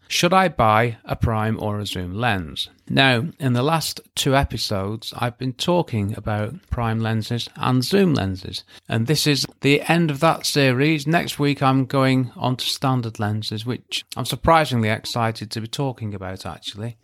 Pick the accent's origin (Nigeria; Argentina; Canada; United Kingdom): United Kingdom; England; I'm English